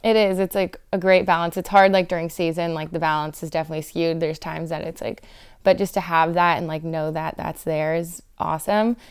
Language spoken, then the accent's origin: English; Los Angeles, California, United States; I grew up in the South Bay